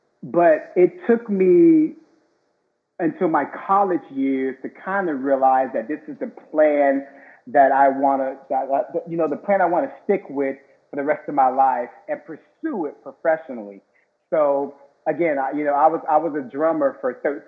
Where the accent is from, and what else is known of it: Miami, Florida, United States; born or raised there